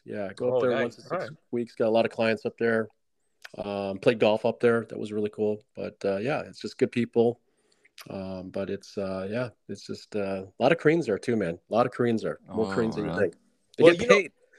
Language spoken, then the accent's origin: English; Syracuse, New York, United States; moved away; Dude, I'm from Syracuse, man. I grew up with 110 inches of snow.